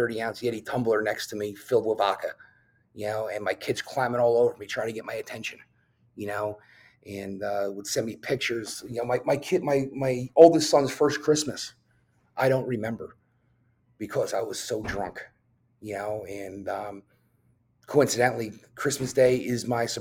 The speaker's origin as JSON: {"language": "English", "region": "New Jersey", "country": "United States", "tie": "born or raised there", "said": "I drove to the top of this mountain in my hometown, which had a beautiful scenic view of New York City."}